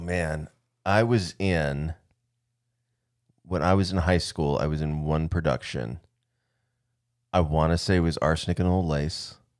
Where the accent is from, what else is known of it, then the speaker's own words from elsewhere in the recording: Arizona, United States; moved away; we went to Arizona, so we could kinda show the kids where we grew up